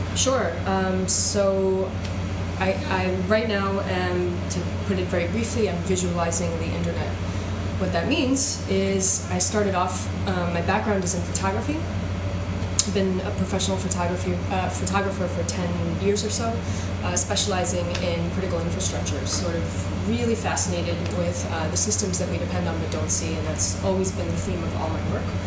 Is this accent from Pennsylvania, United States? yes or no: no; Long Island, New York, United States; also born or lived in Israel / Queens / St. Louis, Missouri; we moved here to New York when I was four. So I grew up mostly in New York